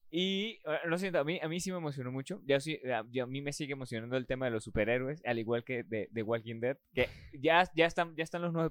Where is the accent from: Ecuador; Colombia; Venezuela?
Venezuela